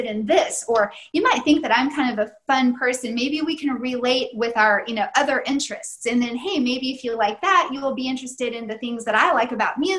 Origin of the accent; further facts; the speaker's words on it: Tennessee, United States; moved away as an adult; now in Germany; I grew up in Tennessee, met my husband there, and our older children were born there